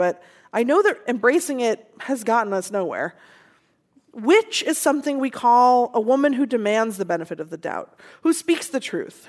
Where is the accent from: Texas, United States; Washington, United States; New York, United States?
Washington, United States; Seattle; growing up in Seattle